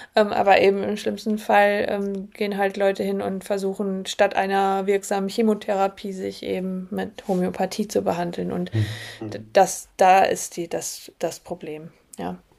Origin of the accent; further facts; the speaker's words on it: Germany; wir bei uns in Deutschland